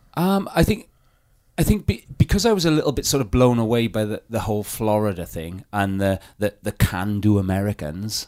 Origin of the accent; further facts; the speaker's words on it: South Wales Valleys, United Kingdom; I come from the South Wales Valleys